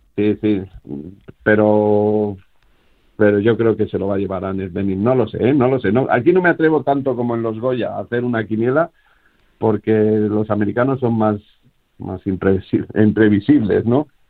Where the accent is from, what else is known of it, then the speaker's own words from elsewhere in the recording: Castilla-La Mancha, Spain; Los dos somos castellano-manchegos